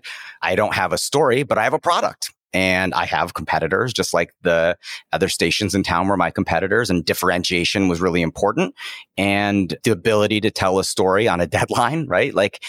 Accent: Cleveland, Ohio, United States; also born or lived in China; I was born and raised in Cleveland, Ohio, son of immigrants from Taiwan, and in a working class family

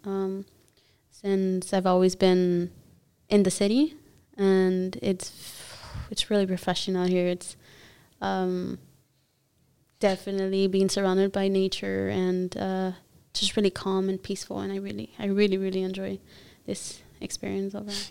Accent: Los Angeles, California, United States; accent: Spanish; first language Spanish; English is a second language; I am from the US, from Los Angeles, California

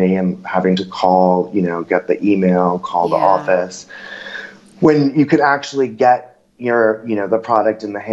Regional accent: New York City, New York, United States; I have the luxury of growing up in New York. So I would go and stay with my parents

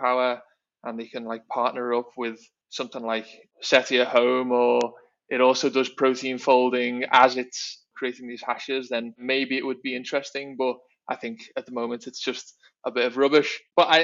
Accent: Liverpool, North West England, United Kingdom; moved away as an adult; also born or lived in London; now in Singapore; I'm from Liverpool in the UK originally, and now in Singapore

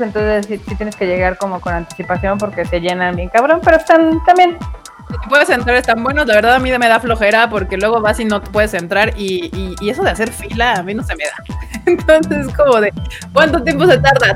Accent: Mexico; yo soy mexicano

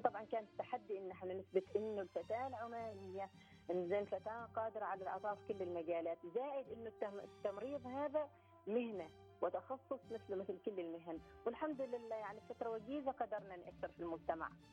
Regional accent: Oman; احنا كنا اول دفعه

